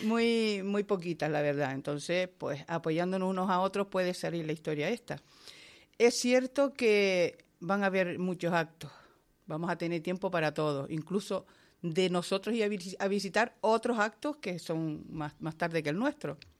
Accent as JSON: {"language": "Spanish", "town": "Moya", "region": "Canary Islands", "country": "Spain", "said": "mi pueblo"}